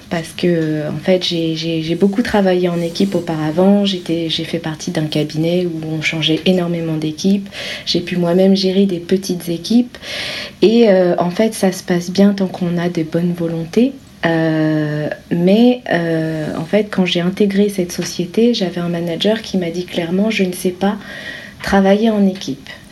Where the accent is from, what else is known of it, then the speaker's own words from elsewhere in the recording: France; je suis française